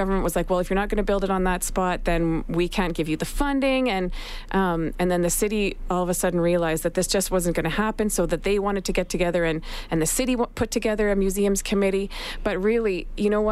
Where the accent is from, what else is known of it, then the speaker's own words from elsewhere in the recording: Canada; we're Canadian